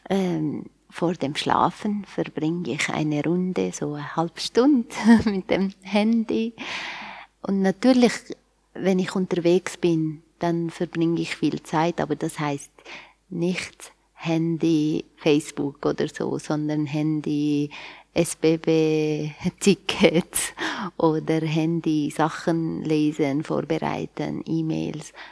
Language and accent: German; Aleppo, Aleppo Governorate, Syria; moved away as an adult; now in Switzerland; Ich komme ursprünglich aus Aleppo. Jetzt ist Aleppo bekannt. Hm. Man muss nicht so viel erklären. Bin dort geboren und aufgewachsen und äh, mit 19 Jahren alt bin ich hierher gekommen und jetzt bin ich da schon seit 20 Jahren.